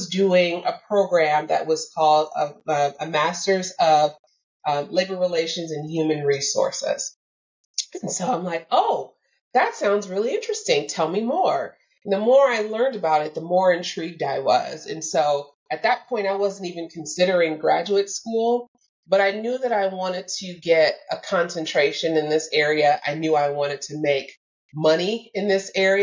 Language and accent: English; Detroit, Michigan, United States; I was raised in Detroit, Michigan, and the suburbs of Detroit, Michigan, within the United States